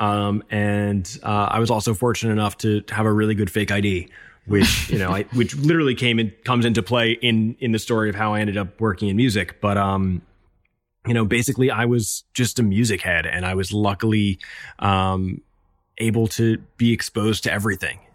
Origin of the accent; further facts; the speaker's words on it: New York City, New York, United States; I'm born and raised in New York